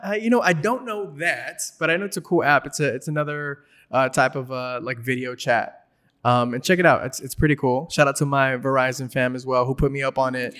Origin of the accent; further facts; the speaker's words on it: Los Angeles, California, United States; I'm Mexican American, grew up in L A.